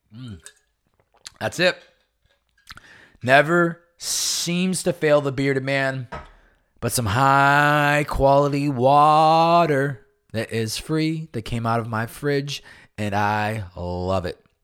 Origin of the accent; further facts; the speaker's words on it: Massachusetts, United States; moved away; since I was a young boy, s, growing up in Massachusetts.